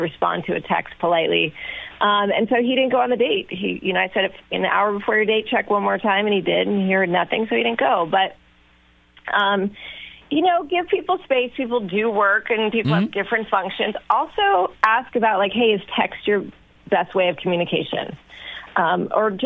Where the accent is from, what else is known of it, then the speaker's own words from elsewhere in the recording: Long Beach, California, United States; I'm from Long Beach, very blue collar, salt of the earth, worked since I was 13.